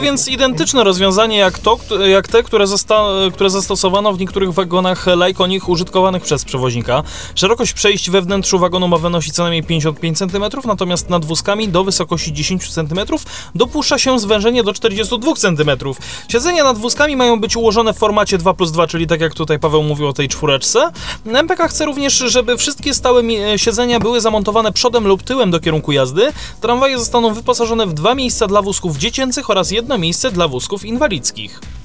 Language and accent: Polish; Kraków, Lesser Poland, Poland; tutaj u nas w Krakowie